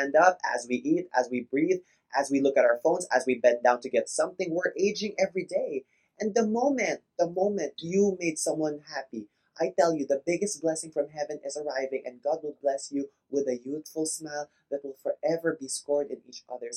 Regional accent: Philippines; We grew up both in the Philippines.

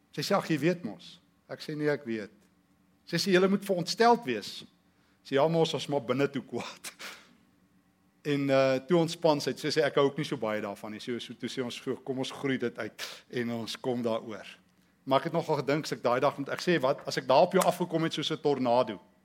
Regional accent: South Africa; in die tyd toe ons groot geword het in Suid-Afrika

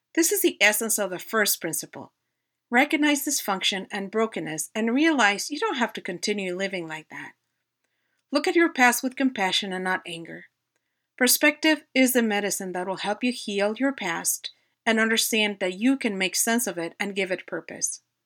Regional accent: Mexico City, Mexico; moved away as an adult; now in United States; I was born and raised in Mexico City

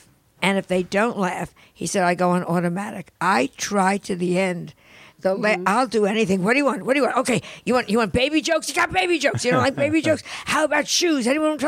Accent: United States; we're American comedians.

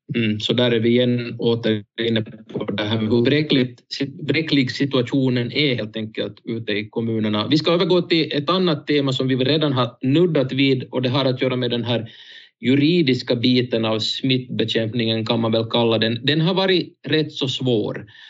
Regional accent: Jakobstad, Ostrobothnia, Finland; som Jakobstadsbo

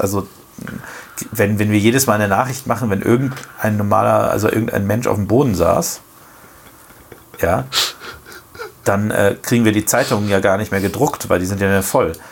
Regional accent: Germany; bei uns in Deutschland

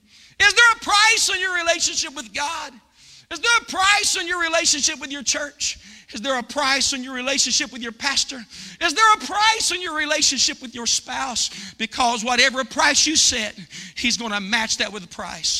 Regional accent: United States; I'm American

